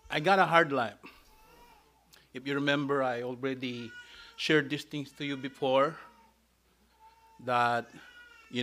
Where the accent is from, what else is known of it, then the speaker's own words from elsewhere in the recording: Philippines; I was born in the Philippines